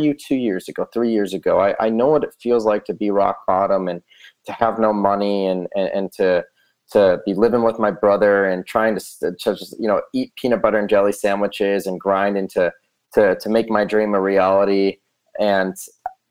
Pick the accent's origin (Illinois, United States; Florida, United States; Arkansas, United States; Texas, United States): Illinois, United States; outside of Chicago; also born or lived in Southern California; now in Las Vegas, United States; I grew up outside of Chicago